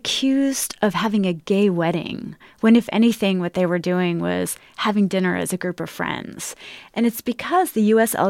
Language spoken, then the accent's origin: English; United States; as an American